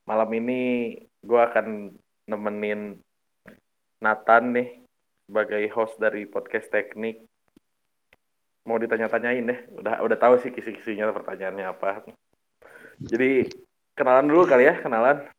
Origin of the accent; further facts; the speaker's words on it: Bandung, West Java, Indonesia; Uh, dari Bandung, gue dari Bandung